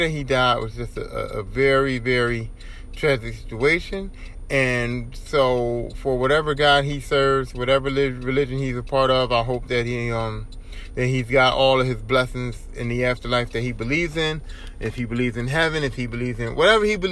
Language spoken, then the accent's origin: English; Philadelphia, Pennsylvania, United States; I grew up in Philadelphia. I still live in Philadelphia, but I grew up in Philadelphia.